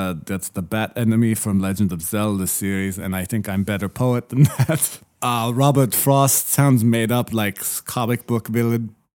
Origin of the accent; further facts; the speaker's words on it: Lithuania; English is a second language; Well, growing up in Lithuania, we are, of course, about 10 to 20 years behind.